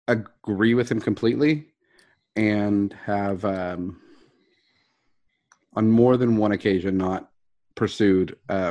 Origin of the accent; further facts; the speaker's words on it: Houston, Texas, United States; Dude, I was from Houston.